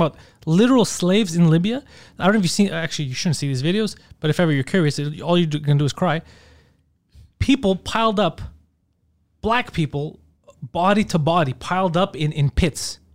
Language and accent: English; Montreal, Quebec, Canada; I'm from Park X.